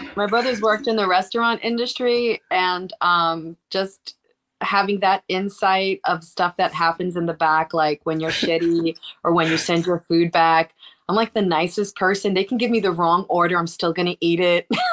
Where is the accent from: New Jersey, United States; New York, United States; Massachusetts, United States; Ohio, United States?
New York, United States; now in Vermont, United States; I'm originally from New York and I live in Vermont